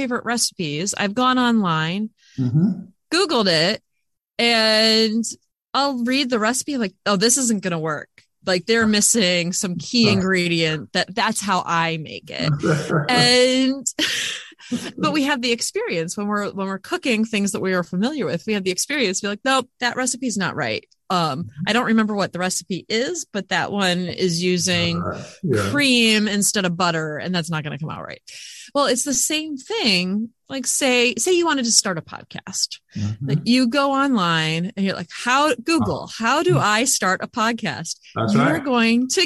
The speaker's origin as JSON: {"language": "English", "country": "United States", "said": "I think I'm American"}